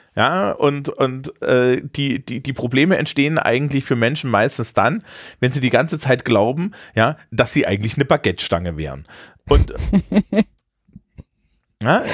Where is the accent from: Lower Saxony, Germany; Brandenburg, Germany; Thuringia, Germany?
Thuringia, Germany; Eisenach; aus meiner Heimatstadt Eisenach